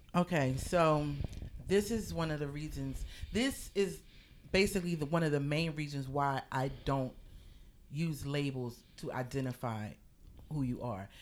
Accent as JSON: {"language": "English", "town": "Philadelphia", "region": "Pennsylvania", "country": "United States", "moved": "as an adult", "lives_now": "New York, United States", "said": "I am originally from Philadelphia, and now I live in New York"}